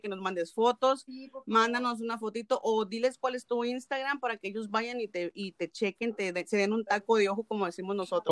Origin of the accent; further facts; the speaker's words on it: Mexico; como típica nopalera mexicana